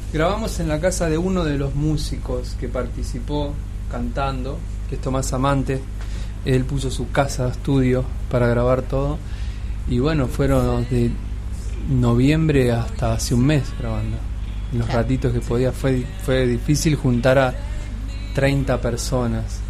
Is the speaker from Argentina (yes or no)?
yes; Argentina; la mayoría somos argentinos